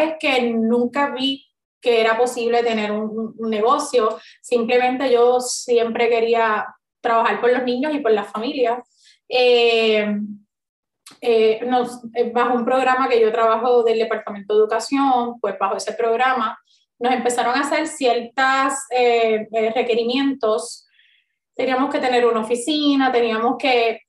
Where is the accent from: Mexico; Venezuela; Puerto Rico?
Puerto Rico; Río Grande; yo soy nacida y criada en Río Grande